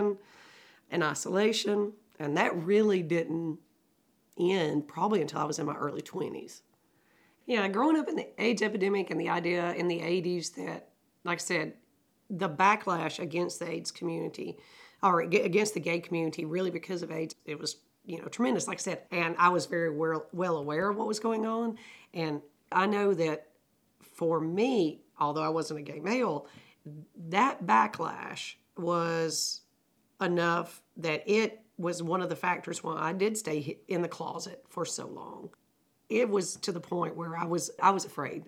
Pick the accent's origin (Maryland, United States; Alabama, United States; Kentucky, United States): Alabama, United States; I've lived in Alabama all my life